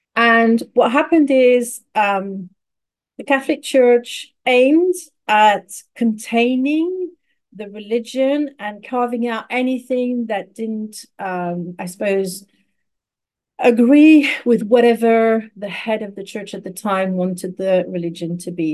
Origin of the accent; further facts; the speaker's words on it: Paris, Île-de-France, France; moved away; I was raised in Paris, in France